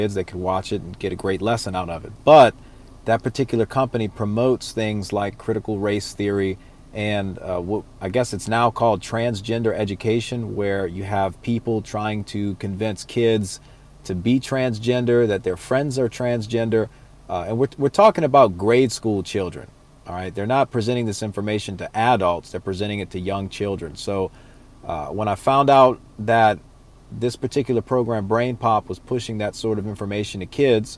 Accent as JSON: {"language": "English", "region": "Louisiana", "country": "United States", "said": "I'm from Louisiana."}